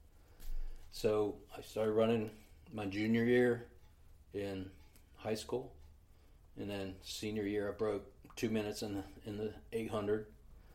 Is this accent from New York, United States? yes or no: no; Gainesville, Florida, United States; I grew up in Gainesville, right? Gainesville, Florida was, in the 70s, was like a mecca for running